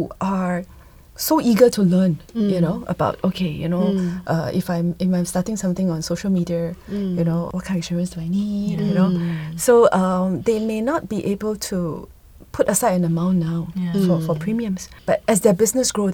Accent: Singapore; as Singaporean

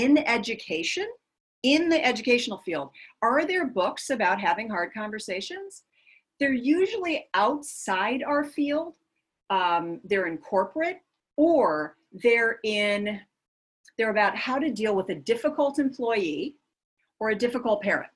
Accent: Minnesota, United States; moved away as an adult; I am from Minnesota. And in Minnesota, we are Minnesota nice.

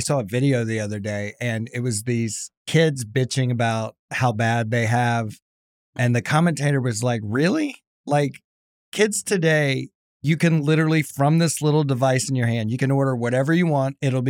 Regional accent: South Carolina, United States; Imagine growing up in South Carolina, two-star general for a dad and a general contractor.

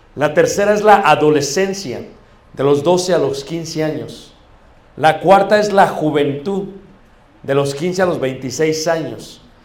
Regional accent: Mexico; Como buenos mexicanos

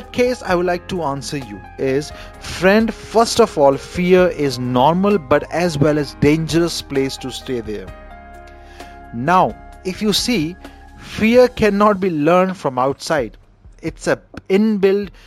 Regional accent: India; I'm Indian

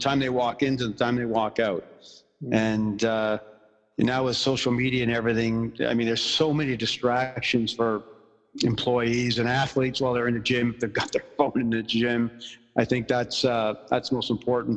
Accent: Ottawa, Ontario, Canada; also born or lived in Montreal; when I was really young, we moved from Montreal to Ottawa

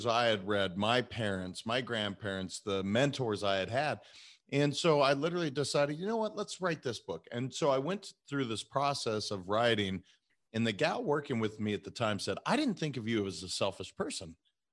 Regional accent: Montana, United States; moved away as an adult; also born or lived in California; I'm a kid from Montana that I never thought I would leave Montana.

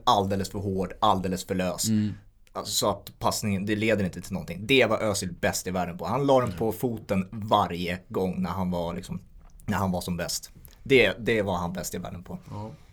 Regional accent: Sweden; vi som svenskar

